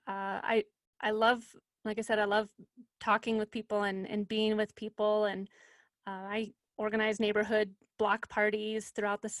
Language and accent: English; Littleton, Colorado, United States; also born or lived in Boulder, Colorado / Durango, Colorado; I am a Colorado native. I was born in Boulder, grew up in Littleton, went to college in Durango, and never really have had a reason to leave Colorado